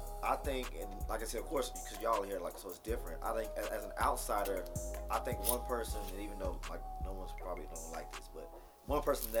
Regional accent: Knoxville, Tennessee, United States; moved away as an adult; also born or lived in Oak Ridge, Tennessee; now in Nashville, United States; growing up in Knoxville

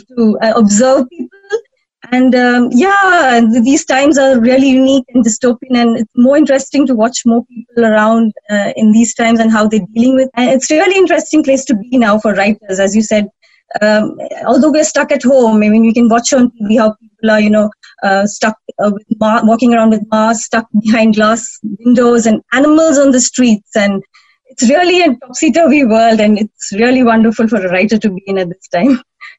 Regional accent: India; moved away as an adult; now in United Kingdom; Oh, well, I'm from India, actually, and I only moved to UK in 2016.

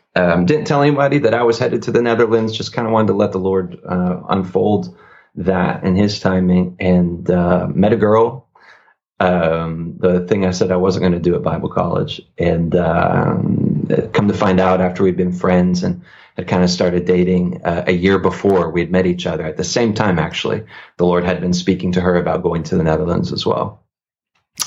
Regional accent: Northeast, United States; I come from the Northeast

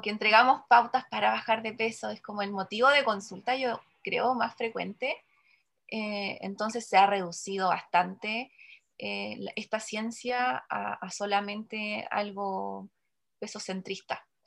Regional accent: Chile; lo que más consumimos como chileno

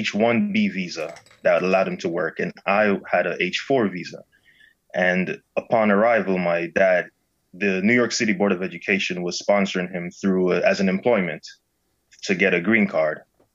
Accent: Guyana; born there; also born or lived in Saint Lucia; So I moved here from St. Lucia, but I was born in another country called Guyana.

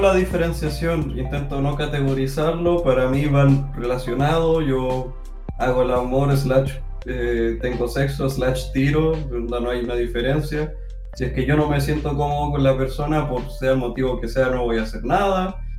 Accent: Chile; acá en Chile, no, no puedo hablar de otros lugares, de mi cultura, yo soy chileno, he estado siempre con chi, en la mayoría del tiempo con chilenos

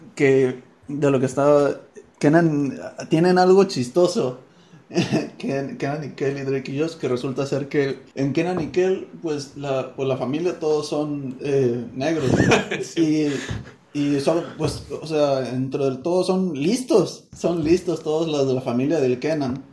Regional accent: Sonora, Mexico; nosotros por acá, de Sonora, de nuestro charco. Dicen que tenemos nuestro modo de hablar

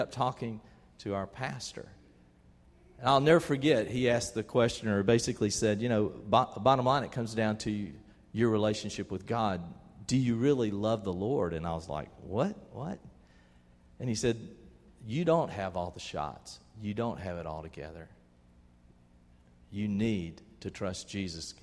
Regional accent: Albany, Georgia, United States; When I was about 13 years old, growing up in Albany, Georgia, we went to First Baptist Church over there

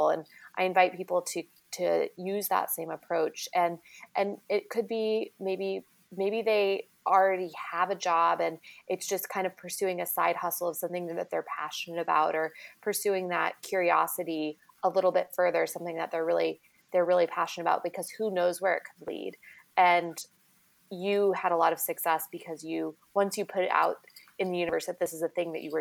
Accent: Kansas, United States; I'm from Kansas

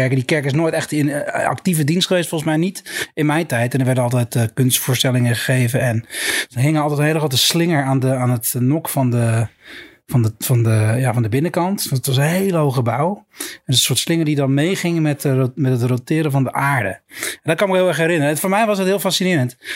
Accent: Middelburg, Zeeland, Netherlands; ik ben een eh, Zeeuw en ik, heb, ik ben eh, geboren en getogen in Middelburg, wat de grote stad daarnaast is.

